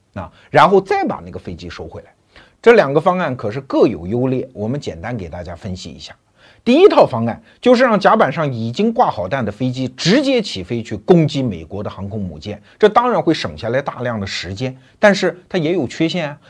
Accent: China; 我们中国人

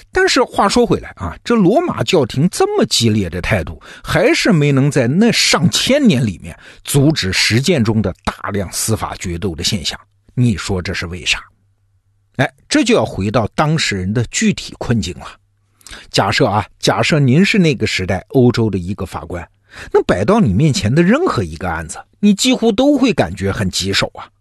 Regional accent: China; 我们中国人

